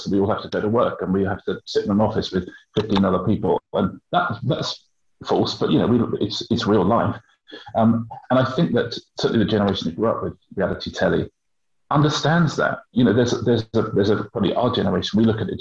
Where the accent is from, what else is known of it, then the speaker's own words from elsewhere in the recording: Brighton, South East England, United Kingdom; It was down in Brighton, and that's my hometown